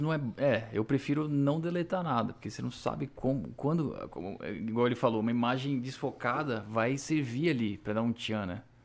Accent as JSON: {"language": "Portuguese", "country": "Brazil", "tie": "born or raised there", "moved": "yes", "lives_now": "Canada", "said": "Eu nunca vou deixar de ser brasileiro, nasci no Brasil e a minha essência ainda é brasileira"}